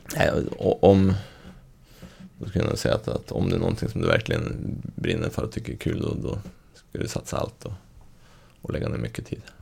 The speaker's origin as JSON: {"language": "Swedish", "town": "Skellefteå", "region": "Västerbotten County", "country": "Sweden", "tie": "born or raised there", "moved": "yes", "lives_now": "Östersund, Sweden", "said": "uppvuxen i Skellefteå"}